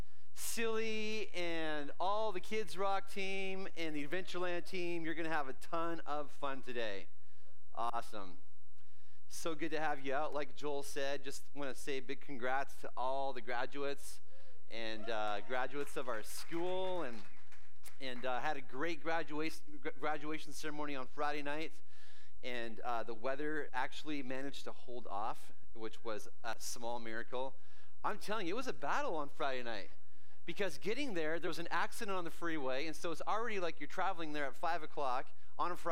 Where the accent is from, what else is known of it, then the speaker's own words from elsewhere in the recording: Canada; I grew up in Canada